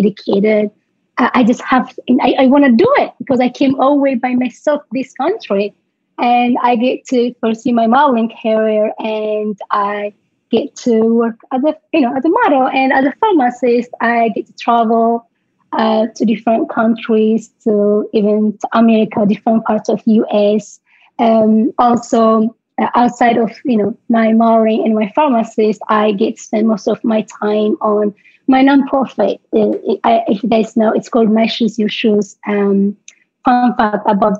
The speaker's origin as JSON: {"language": "English", "region": "Tigray", "country": "Ethiopia", "tie": "born or raised there", "also_born_or_lived": "Baltimore, United States", "accent": "African", "second_language": "English", "moved": "as an adult", "lives_now": "United States", "said": "my hometown in Tigray"}